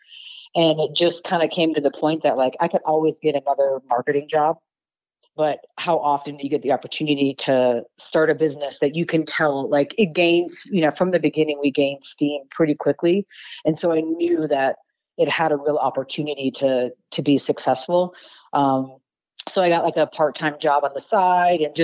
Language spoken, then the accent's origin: English; Detroit, Michigan, United States; now in Reno, United States; I'm originally from Detroit, so I started off in the automotive industry